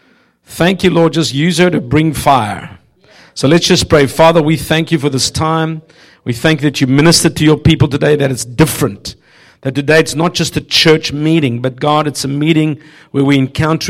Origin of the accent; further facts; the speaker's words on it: South Africa; moved away; I grew up in South Africa